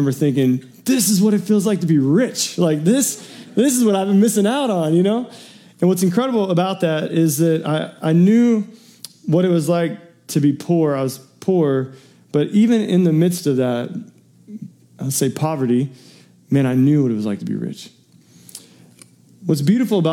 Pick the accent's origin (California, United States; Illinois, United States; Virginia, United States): Illinois, United States; Metropolis; I was raised in Metropolis, Illinois, southern tip of Illinois